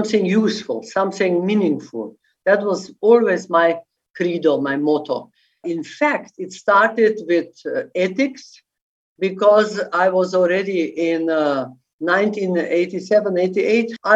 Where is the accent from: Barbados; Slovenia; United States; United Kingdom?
Slovenia; I am from Slovenia